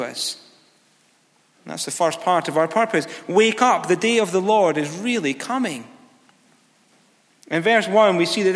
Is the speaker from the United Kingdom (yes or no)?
yes; near Galashiels, Scotland, United Kingdom; I was driving from my hometown to Galles Shields. It was a local town about 3 miles away